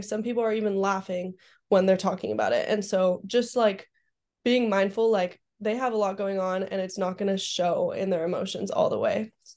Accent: Southern California, United States; I grew up in SoCal, so the beach for me is a really good calming place.

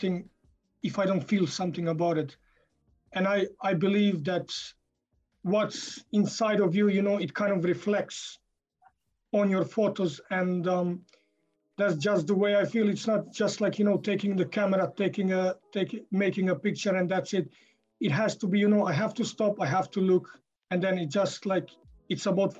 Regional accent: Croatia; moved away as an adult; now in Cork, Ireland; I come from Croatia and at the moment I live in Ireland in Cork for last 5.5 years.

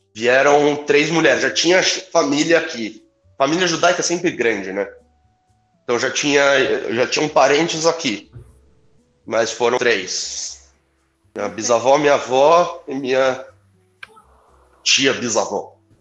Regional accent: Brazil; Nasci no Brasil.

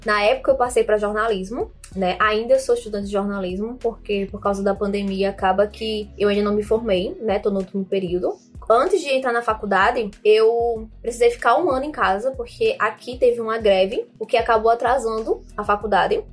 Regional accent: João Pessoa, Paraíba, Brazil; sou de João Pessoa, na Paraíba

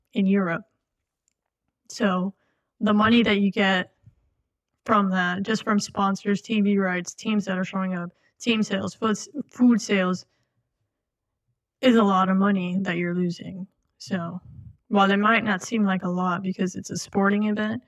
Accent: Florida, United States; we're from Florida

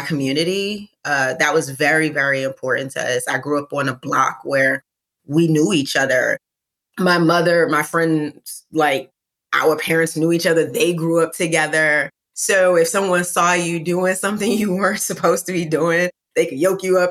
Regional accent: New York City, New York, United States; I'm from East New York, Brooklyn. So there's only one way to say Brooklyn. I'm from specifically in East New York, though. Where I grew up

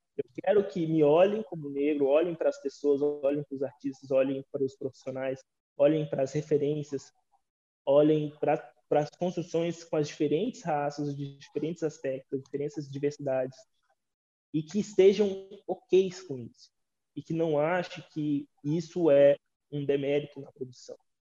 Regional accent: Brazil; a gente se entender enquanto brasileiros

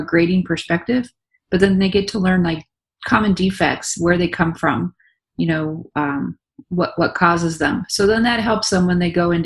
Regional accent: California, United States; moved away; I'm from California, and I grew up on a hobby farm

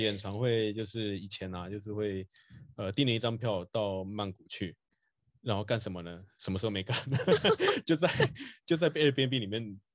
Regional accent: Taiwan; 我也是一个就是在台湾土生土长，嗯，没有出国念书的一个人嘛

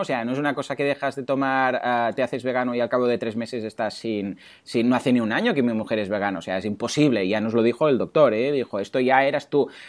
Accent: Mataró, Catalonia, Spain; no soy de Barcelona, de Mataró

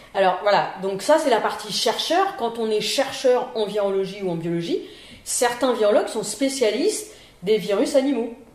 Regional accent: Paris region, Île-de-France, France; moved away as an adult; now in Lille, France; je suis lilloise d'adoption, puisque euh, je suis originaire de la région parisienne. Je suis arrivée à Lille en 1995 pour faire mon internat

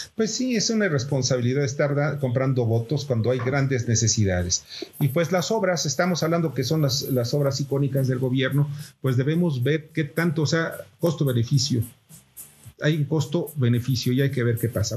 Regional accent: Mexico

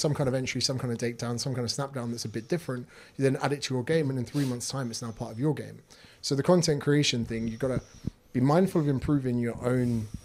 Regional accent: Windsor, South East England, United Kingdom; moved away as an adult; now in Australia; in the UK, there's like an area called Windsor

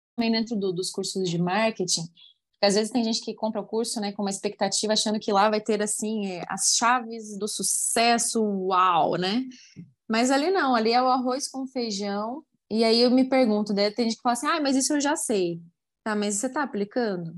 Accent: Curitiba, Paraná, Brazil; now in Uberlândia, Brazil; Curitiba, minha cidade natal

